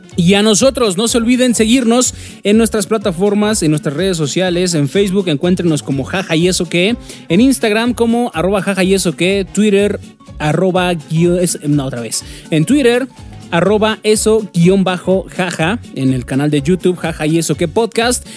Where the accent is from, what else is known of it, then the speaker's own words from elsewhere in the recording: Mexico; como mexicanos tenemos ese gran defecto de que nos caga leer